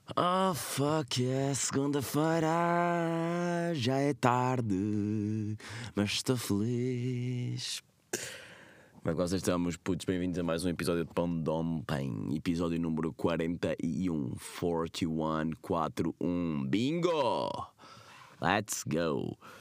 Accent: Covilhã, Centro, Portugal; da Covilhã, que é de onde eu sou

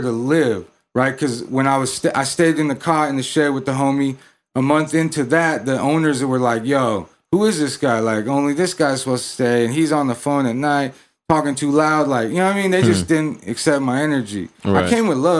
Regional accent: Tulare, California, United States; moved away as an adult; also born or lived in Visalia, California / Los Angeles, California; my hometown, from Tulare, California

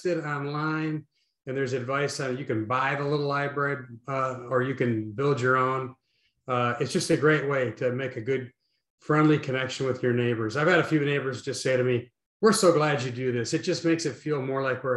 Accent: Midwest, United States; I'm from the Midwest

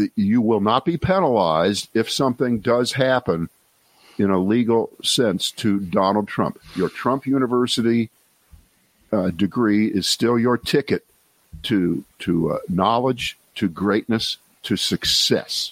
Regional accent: Columbus, Ohio, United States; moved away as an adult; also born or lived in Cleveland, Ohio / New York / Boston / Washington; I spent growing up in Columbus, Ohio

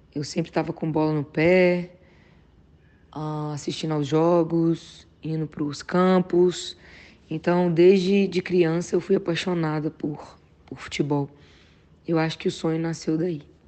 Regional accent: Patos de Minas, Minas Gerais, Brazil; Patos de Minas, né? Que é a cidade onde eu fui criada

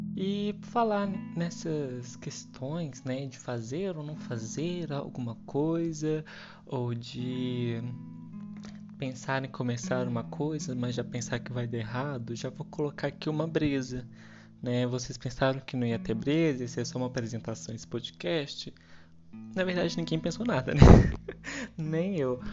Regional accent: Minas Gerais, Brazil; Eu sou aqui de Minas Gerais

